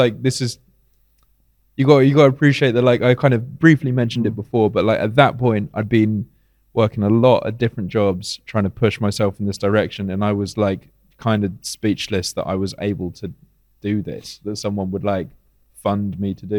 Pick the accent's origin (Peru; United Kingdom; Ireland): United Kingdom; moved away as an adult; now in Athens, Greece; as a British person